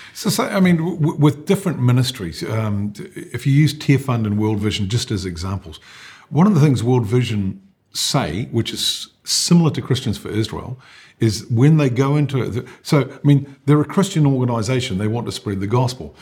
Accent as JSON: {"language": "English", "country": "New Zealand", "tie": "born or raised there", "said": "I born and bred in New Zealand"}